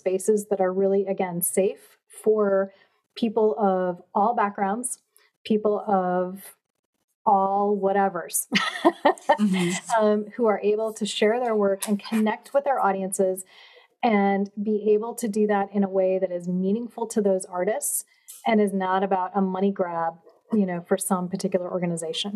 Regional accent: Chippewa Falls, Wisconsin, United States; moved away; I grew up in Chippewa Falls, but we have a family home in Door County

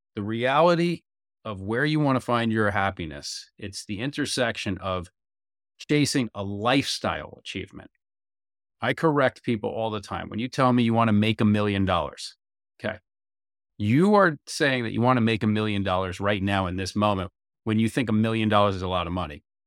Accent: United States; as an American

